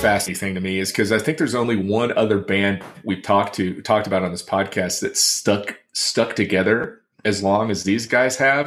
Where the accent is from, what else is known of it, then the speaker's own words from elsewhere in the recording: Texas, United States; raised in Texas